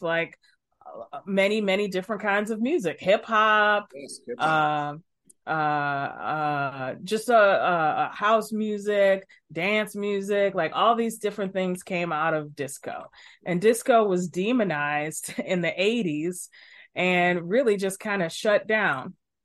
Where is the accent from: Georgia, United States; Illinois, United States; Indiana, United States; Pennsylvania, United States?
Illinois, United States; Chicago; I'm from Chicago, born and raised